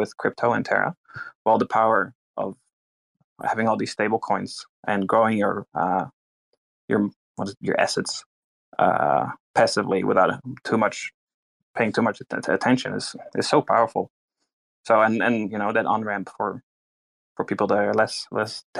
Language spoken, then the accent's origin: English; Netherlands; moved away as an adult; now in New Zealand; I'm from Holland, Netherlands, and I'm a resident in New Zealand, which took me 6 years.